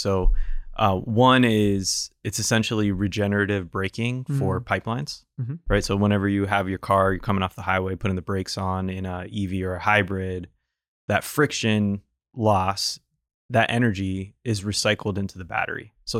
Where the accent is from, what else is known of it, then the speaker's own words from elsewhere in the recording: New England, United States; I grew up on the East Coast in New England.